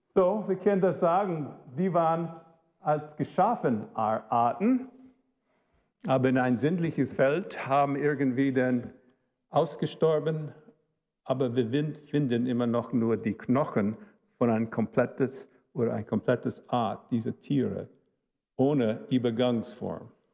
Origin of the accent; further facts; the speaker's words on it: Chicago, Illinois, United States; German is a second language; also born or lived in Cologne, Germany; Meine Eltern waren Deutsche, Chicago, Dennis, wo ich bin aufgewachsen